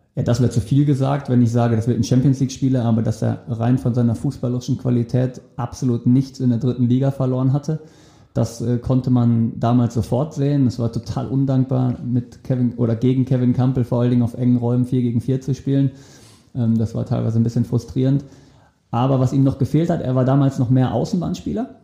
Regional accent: Wetter, North Rhine-Westphalia, Germany; moved away; also born or lived in Hamburg; in meiner Heimatstadt, wo ich herkomme, und wir kegeln. Nämlich wo? In Wetter an der Ruhr.

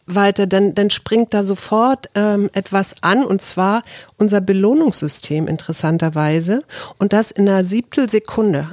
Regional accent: West Germany, Germany; als äh, Westdeutsch, also als Deutsche oder als Europäer

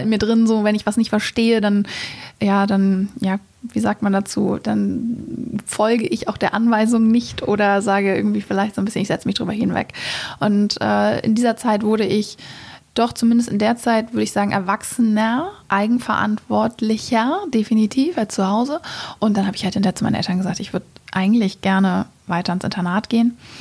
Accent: Hamburg, Germany; also born or lived in England, near London; ich komme ursprünglich aus Hamburg

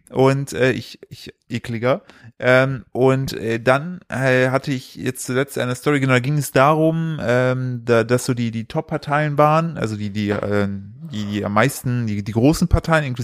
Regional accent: East Germany, Germany; hallo, ich komme aus dem Osten und ich wähle nicht AfD, ich bin eine Rarität.

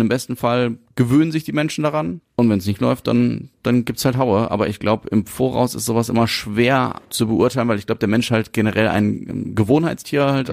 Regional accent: Essen, North Rhine-Westphalia, Germany; als Essener

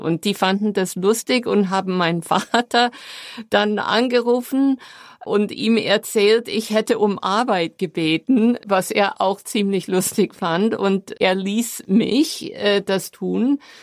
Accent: New York, United States; German is a second language; moved away as an adult; now in Germany; meine New Yorker Mentalität

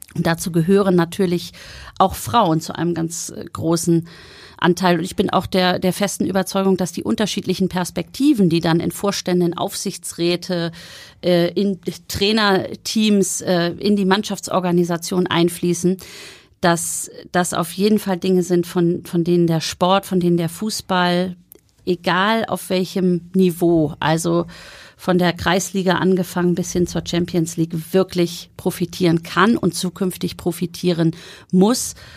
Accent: Schleswig-Holstein, Germany; moved away as an adult; now in Hamburg, Germany; Meine Eltern wohnen ja immer noch in Bargteheide. Ich bin in Schleswig-Holstein aufgewachsen

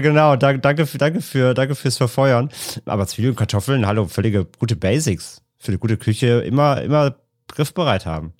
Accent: Rhineland, Germany; bei uns im Rheinland

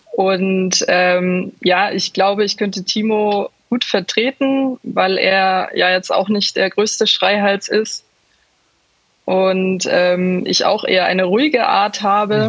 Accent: Munich, Bavaria, Germany; ich komme ja, aus München

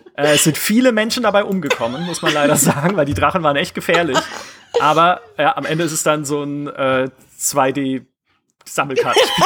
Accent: Germany; ich bin ja auch an, in der Nähe der französischen Grenze aufgewachsen

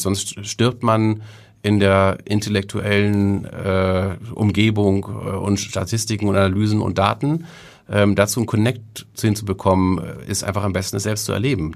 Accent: Kiel, Schleswig-Holstein, Germany; also born or lived in Hamburg; now in Reinbek, Germany; ich bin in Kiel groß geworden, bis ich ähm, in die sechste Klasse kam oder okay. fünfte Klasse kam. Ähm, und ähm, dann, äh, weil mein Vater einen neuen Job bekommen hatte, sind wir nach Oldenburg und Holstein umgezogen

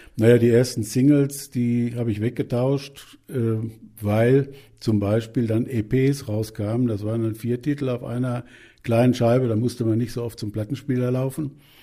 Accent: Germany; bei uns in Deutschland

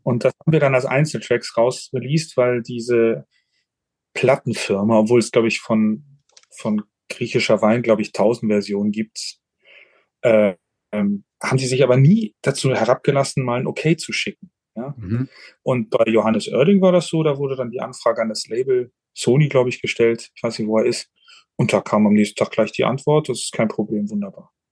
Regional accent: Hamburg, Germany; now in Switzerland; meine Heimatstadt. Ähm, weil ich ja jetzt in der Schweiz wohne

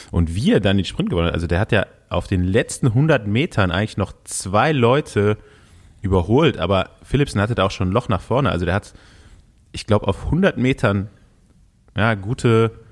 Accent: Cologne, North Rhine-Westphalia, Germany; Also ich habe natürlich hier den, den Locals als Kölner, äh, also André Greipel und Rick Zabel, die Daumen gedrückt.

